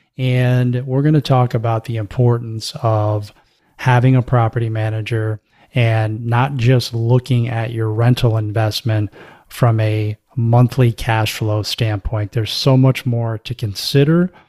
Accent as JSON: {"language": "English", "region": "Florida", "country": "United States", "tie": "born or raised there", "said": "I grew up in the Southeast. I grew up in Florida."}